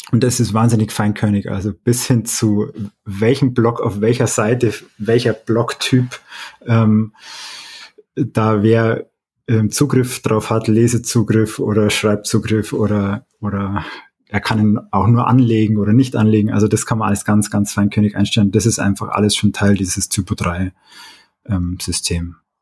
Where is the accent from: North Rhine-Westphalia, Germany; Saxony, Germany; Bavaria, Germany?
Bavaria, Germany; Oberstdorf; now in Munich, Germany; ich bin aus diesem ähm, Ort da in den Allgäuer Bergen